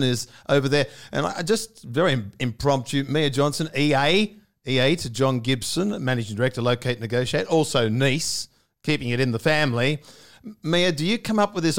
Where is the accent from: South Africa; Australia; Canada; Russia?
Australia; Sydney, New South Wales; I grew up at Northmead